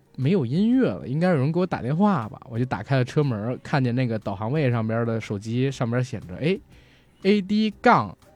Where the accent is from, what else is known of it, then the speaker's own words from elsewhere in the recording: rural northern China, China; 我小时候也生活在北方的农村